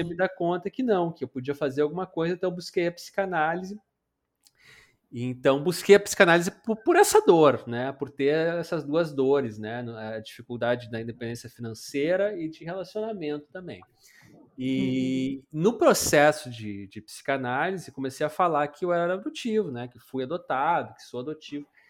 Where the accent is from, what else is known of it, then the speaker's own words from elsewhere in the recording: Paraná, Brazil; moved away as an adult; now in Porto Alegre, Brazil; eu sou paranaense e vim morar no, no Rio Grande do Sul